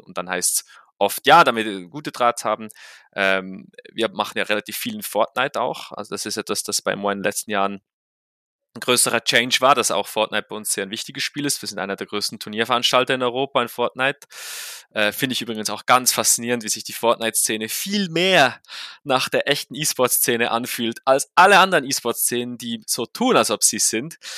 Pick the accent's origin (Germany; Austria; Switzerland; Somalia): Switzerland; für mich als Schweizer